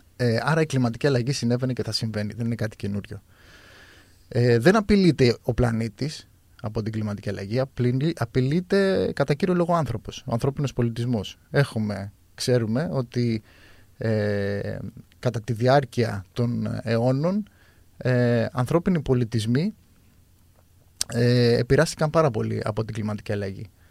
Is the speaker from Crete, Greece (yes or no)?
yes; Chania, Crete, Greece; είμαι από τα Χανιά